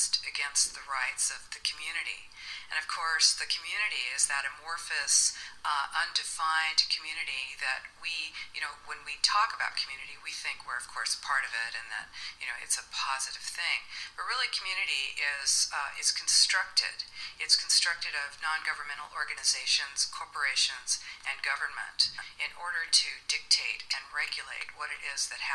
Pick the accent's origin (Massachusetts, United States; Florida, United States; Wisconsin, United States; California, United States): California, United States; I'm from the United States, California